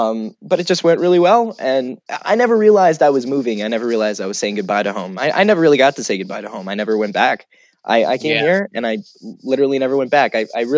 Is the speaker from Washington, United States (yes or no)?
no; Falling Waters, West Virginia, United States; I grew up in West Virginia. I grew up in a place called Falling Waters, West Virginia. Even when I say it, a bit of my accent comes back.